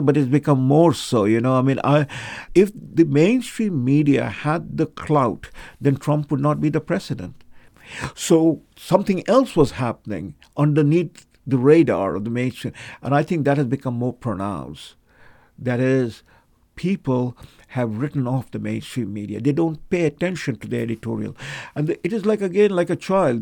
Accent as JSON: {"language": "English", "town": "Kolkata", "region": "West Bengal", "country": "India", "tie": "born or raised there", "said": "I was born in Calcutta"}